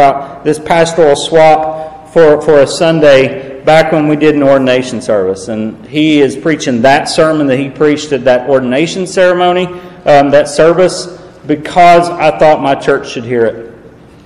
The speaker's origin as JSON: {"language": "English", "region": "East Tennessee", "country": "United States", "accent": "southern drawl", "moved": "yes", "lives_now": "Illinois, United States", "said": "I am originally from East Tennessee"}